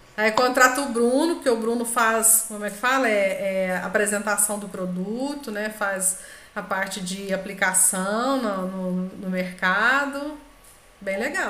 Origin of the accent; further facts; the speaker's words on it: Brazil; nós, né, brasileiros falando inglês